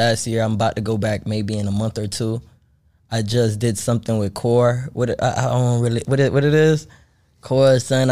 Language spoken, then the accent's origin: English; Haiti; now in United States; I was born in Haiti. Then I came here.